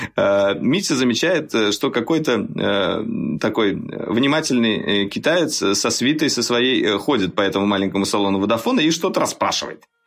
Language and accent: Russian; Russia; Мы, журналисты из России, приехали вот э, на ИФУ